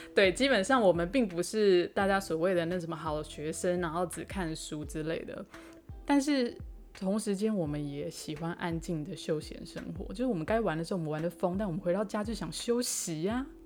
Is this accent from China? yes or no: no; Taiwan; accent: Taiwanese accent; moved away as an adult; now in New York, United States; 我在九年前从台湾来纽约读研究所